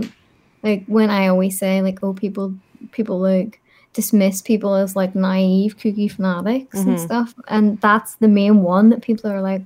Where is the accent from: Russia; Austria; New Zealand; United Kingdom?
United Kingdom; Belfast, Northern Ireland; accent: Belfast; I'm from Belfast.